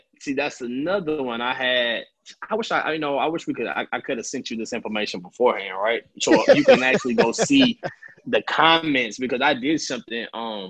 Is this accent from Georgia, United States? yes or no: yes; Atlanta, Georgia, United States; No, I'm from Atlanta.